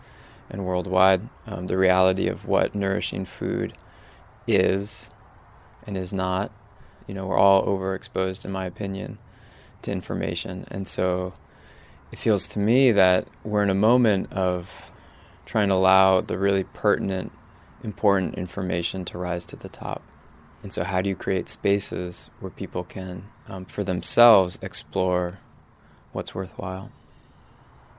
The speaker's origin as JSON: {"language": "English", "region": "Northwest Connecticut", "country": "United States", "tie": "born or raised there", "also_born_or_lived": "New York City", "moved": "as an adult", "lives_now": "Hudson Valley, United States", "said": "I grew up farming in Northwest Connecticut, about an hour from here."}